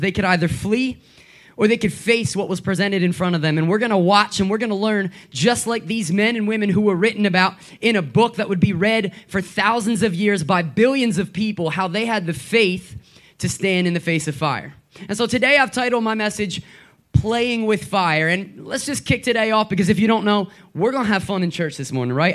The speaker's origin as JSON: {"language": "English", "area": "Gettysburg area", "region": "Pennsylvania", "country": "United States", "moved": "yes", "lives_now": "Philadelphia area, United States", "said": "I'm from uh, Gettysburg, and when I say Gettysburg, what I mean is I'm from a town so small that no one's ever heard of it"}